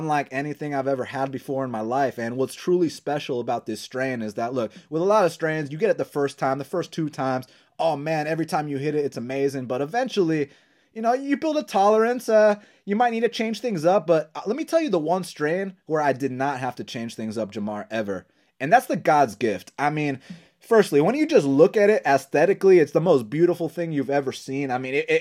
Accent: Atlanta, Georgia, United States; growing up in Atlanta, Georgia

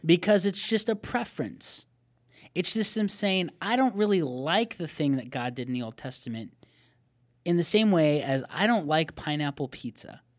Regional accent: Arizona, United States; we're from Arizona

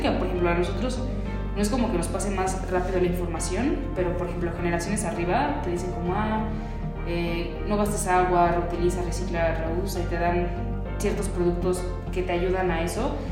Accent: Mexico; los mexicanos también somos como medio apaniqueados

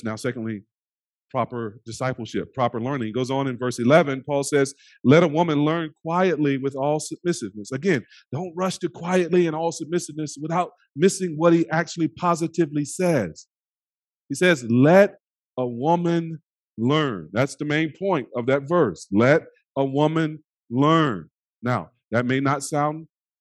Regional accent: United States

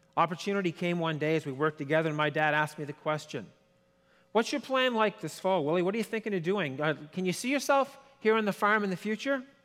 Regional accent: Quebec, Canada; I don't speak French, but I'm from Quebec

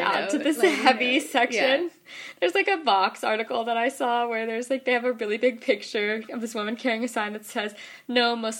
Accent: Midwest, United States; Every time I tell people I'm from the Midwest, they're very, like, surprised.

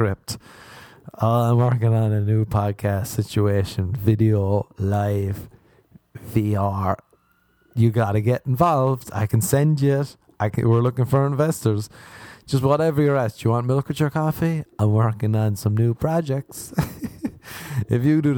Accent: Ireland; I am Irish

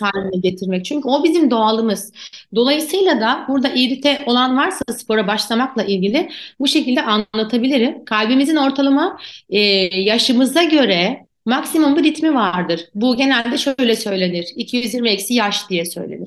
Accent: Turkey; also born or lived in Ankara; bizim Türkiye'de özellikle spor yapan çocuklar, ben de aynı şekilde büyüdüm.

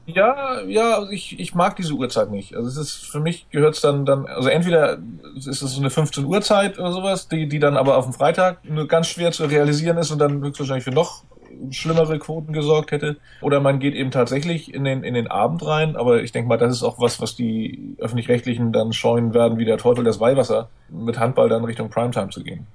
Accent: Hamburg, Germany; now in Schleswig-Holstein, Germany; als Hamburger bin ich auch betroffen gewesen oder als Randhamburger, da ich in Schleswig-Holstein lebe, aber mein Herz immer noch nach Hamburg gehört

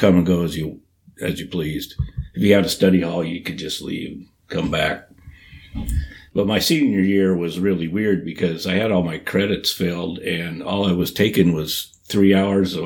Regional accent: Shelton, Washington, United States; also born or lived in Port Orchard, Washington; I was originally born and raised in Shelton

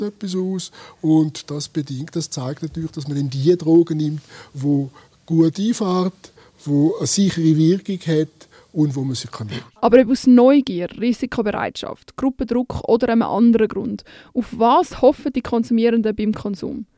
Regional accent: Switzerland; bei uns in der Schweiz

